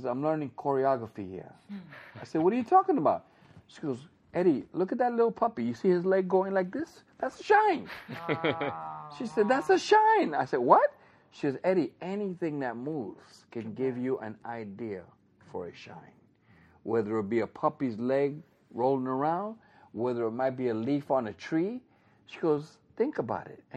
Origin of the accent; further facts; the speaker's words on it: New York, United States; I come from New York